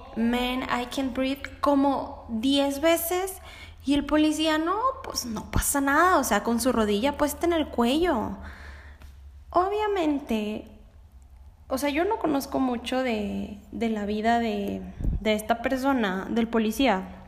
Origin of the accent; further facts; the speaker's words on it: Mexico; porque yo soy mexicana